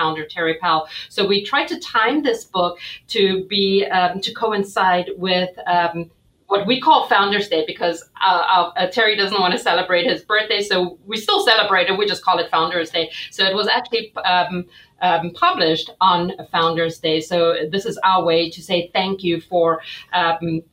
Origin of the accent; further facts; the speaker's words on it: South Africa; moved away as an adult; now in United States; I was born and raised in South Africa